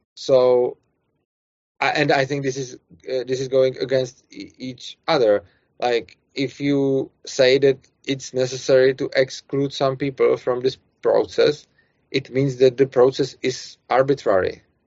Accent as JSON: {"language": "English", "country": "Czechia", "accent": "Czech", "second_language": "English"}